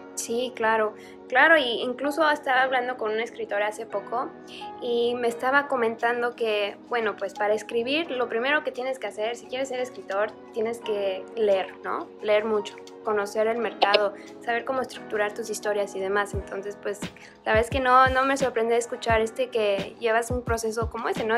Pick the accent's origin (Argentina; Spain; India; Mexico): Mexico; Mexico City; chilanga como yo.